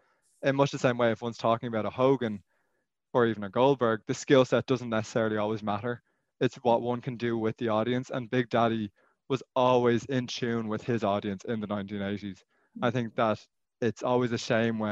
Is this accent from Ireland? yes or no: yes; Ireland; moved away as an adult; also born or lived in Austin, Texas; growing up in Ireland